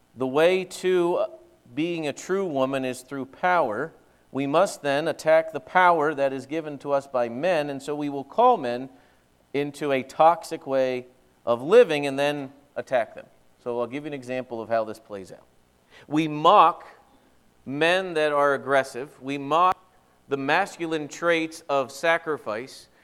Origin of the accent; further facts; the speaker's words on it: eastern Pennsylvania, United States; moved away as an adult; also born or lived in Central Wisconsin; now in Wisconsin, United States; I will have lived longer in Wisconsin than I lived in eastern Pennsylvania.